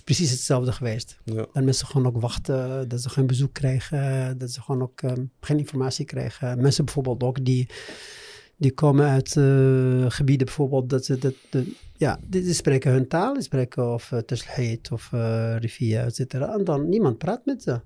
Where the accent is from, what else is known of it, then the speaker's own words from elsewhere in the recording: Morocco; Dutch is a second language; moved away as an adult; also born or lived in Amsterdam, Netherlands / Meknes, Morocco; Ik eh, ben opgegroeid in Marokko eh, en ik heb ook mijn schoolcarrière in Marokko